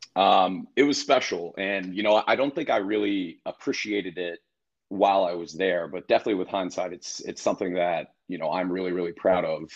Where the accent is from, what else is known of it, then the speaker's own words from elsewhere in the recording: Oakwood, Ohio, United States; also born or lived in Canada; I grew up in Oakwood